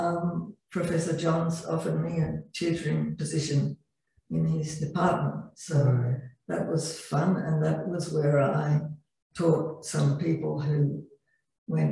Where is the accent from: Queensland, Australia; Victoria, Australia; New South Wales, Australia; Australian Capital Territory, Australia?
Australian Capital Territory, Australia; Canberra; I grew up in Canberra